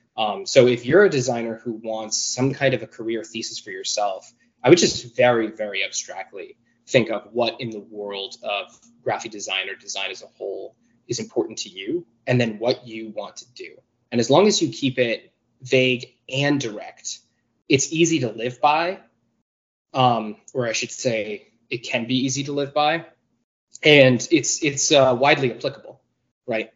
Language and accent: English; New York, United States; I actually grew up in New York, but my family is from New England